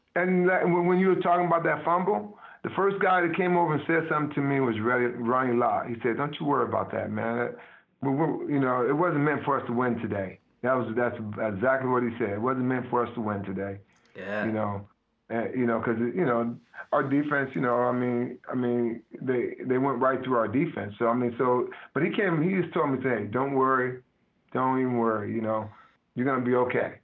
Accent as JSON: {"language": "English", "region": "Midwest", "country": "United States", "moved": "yes", "said": "I'm from the Midwest"}